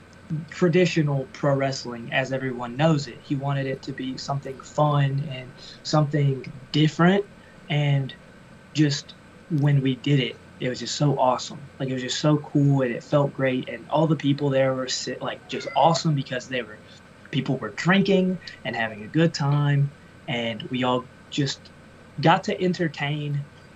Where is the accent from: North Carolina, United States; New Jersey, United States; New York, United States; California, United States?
North Carolina, United States; North Carolina, which is my home state